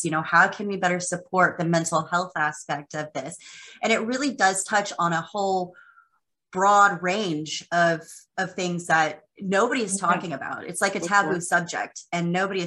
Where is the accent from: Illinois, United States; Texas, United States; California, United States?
Texas, United States; I'm a Texas girl